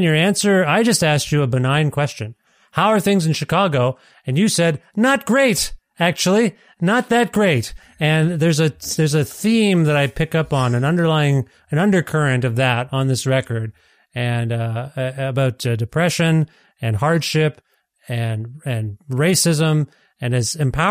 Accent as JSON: {"language": "English", "region": "Ontario", "country": "Canada", "moved": "yes", "lives_now": "Alberta, Canada", "said": "I'm from Ontario, originally moved to Alberta"}